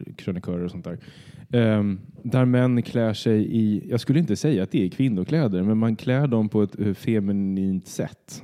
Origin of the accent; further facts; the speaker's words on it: Södertälje, Stockholm County, Sweden; moved away; flytta från, först från Södertälje, där jag är uppvuxen, till Stockholm.